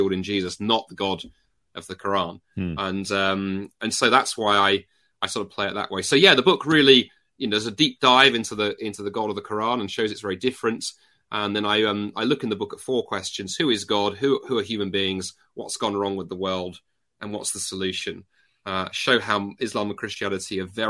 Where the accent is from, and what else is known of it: United Kingdom; accent: British; also born or lived in North America